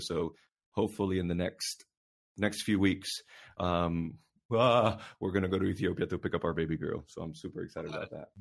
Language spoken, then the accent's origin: English; Puerto Rico; now in North Carolina, United States; I was born and raised in Puerto Rico